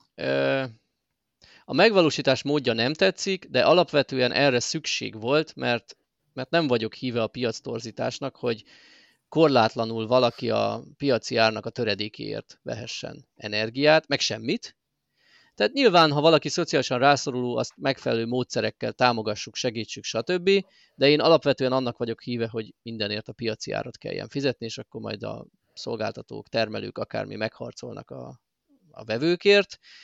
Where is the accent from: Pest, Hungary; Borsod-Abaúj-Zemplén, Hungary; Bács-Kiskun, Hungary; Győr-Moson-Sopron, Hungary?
Borsod-Abaúj-Zemplén, Hungary; Miskolc; nekem Miskolciként